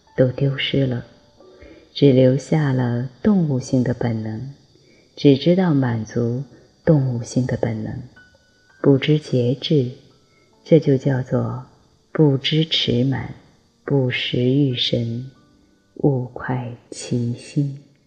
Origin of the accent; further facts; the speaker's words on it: China; 我们中国人